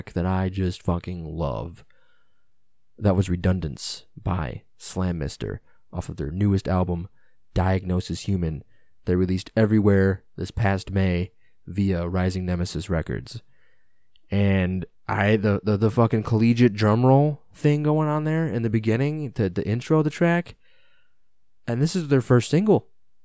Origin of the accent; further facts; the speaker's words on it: United States; as an American, you know, somebody who speaks English